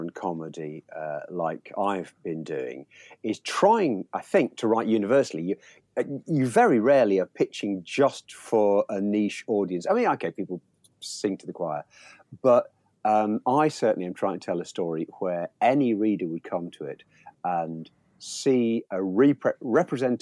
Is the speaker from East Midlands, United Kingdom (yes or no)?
yes; Leicester, East Midlands, United Kingdom; moved away as an adult; also born or lived in Aberdeen / South West England; I was raised in Leicester